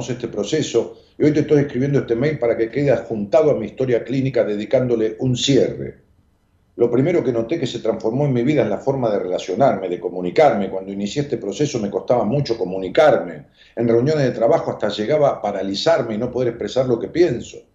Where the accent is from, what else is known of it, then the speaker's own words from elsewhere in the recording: Argentina; mi problema tiene que ver con que soy una docente argentina, con tres hijos